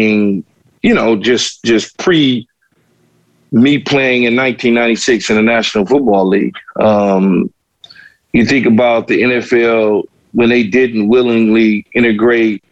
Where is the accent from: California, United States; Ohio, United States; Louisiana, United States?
California, United States; Los Angeles; as a young Black man growing up in South Central L.A.